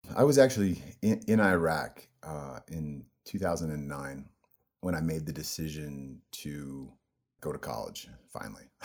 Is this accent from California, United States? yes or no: yes; El Cerrito, California, United States; also born or lived in Oak Ridge, Tennessee; I was mostly raised in a place called El Cerrito